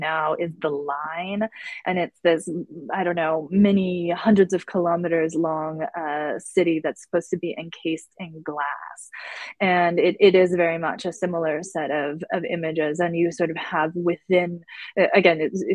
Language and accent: English; Tucson, Arizona, United States; now in Syracuse, United States; in Tucson, in my hometown.